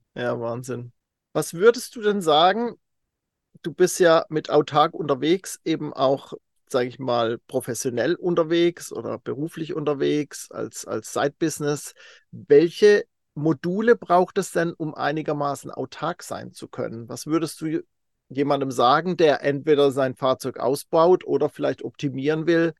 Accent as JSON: {"language": "German", "area": "Kaiserstuhl", "region": "Baden-Württemberg", "country": "Germany", "tie": "born or raised there", "moved": "yes", "said": "Ich komme ursprünglich vom Kaiserstuhl"}